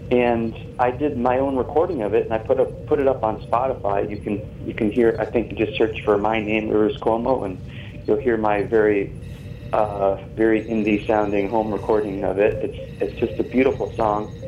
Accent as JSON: {"language": "English", "region": "New England", "country": "United States", "tie": "born or raised there", "moved": "yes", "lives_now": "Santa Monica, United States", "said": "I grew up in New England, and this there was snow"}